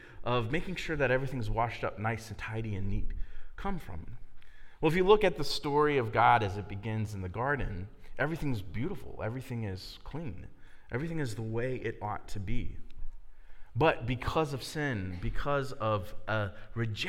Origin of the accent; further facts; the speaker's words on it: Miamisburg, Ohio, United States; also born or lived in Dayton, Ohio; I grew up in Miamisburg